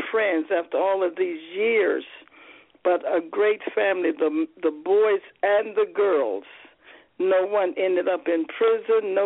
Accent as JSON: {"language": "English", "town": "Charlotte", "region": "North Carolina", "country": "United States", "tie": "born or raised there", "said": "when I was growing up in Charlotte, North Carolina"}